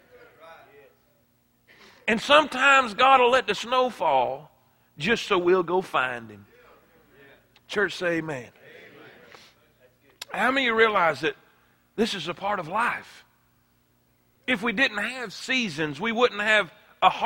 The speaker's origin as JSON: {"language": "English", "region": "South Florida", "country": "United States", "tie": "born or raised there", "said": "I grew up in South Florida my whole life"}